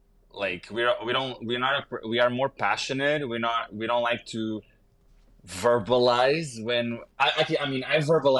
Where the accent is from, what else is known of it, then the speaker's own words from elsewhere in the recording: Lisbon, Portugal; moved away; I am from Lisbon.